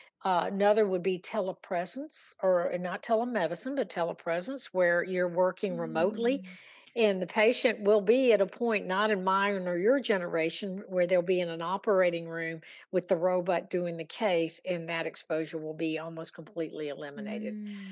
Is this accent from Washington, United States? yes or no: no; Virginia, United States; Yeah, I'm from Virginia.